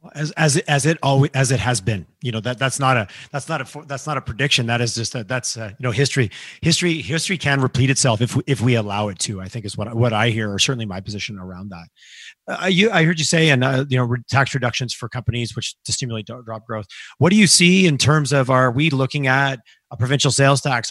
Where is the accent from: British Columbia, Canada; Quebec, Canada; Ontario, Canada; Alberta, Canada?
Quebec, Canada; moved away; growing up in Quebec